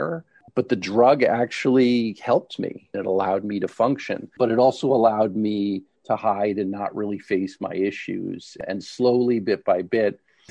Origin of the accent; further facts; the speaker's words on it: Toronto, Ontario, Canada; moved away as an adult; also born or lived in New York / Philadelphia; now in United States; I'm originally from Canada, actually from Toronto. I came to the U.S.